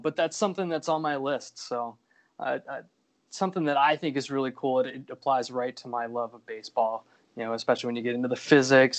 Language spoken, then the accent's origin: English; an hour north of Portland, Maine, United States; now in Dartmouth, New Hampshire, United States; I grew up an hour north of Portland